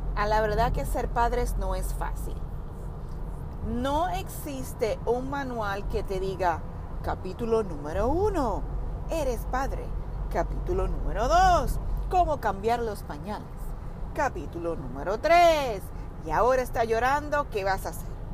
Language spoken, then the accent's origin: Spanish; Puerto Rico; a pesar de que somos del mismo país, ambos somos puertorriqueños